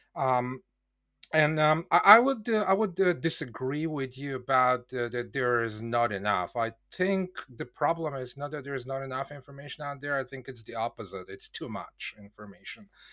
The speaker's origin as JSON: {"language": "English", "country": "Bulgaria", "tie": "born or raised there", "moved": "yes", "lives_now": "Poland", "said": "I was born in Bulgaria"}